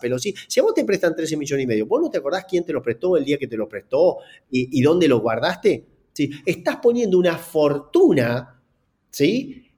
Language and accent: Spanish; Gualeguaychú, Entre Ríos, Argentina; es nacido en Gualeguaychú como yo